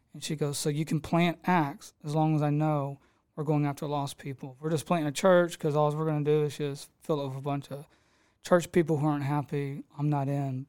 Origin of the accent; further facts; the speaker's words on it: Houston, Texas, United States; I come from Edgebrook, grew up on the streets over there, got in a lot of craziness like most of us do over there in the South Houston area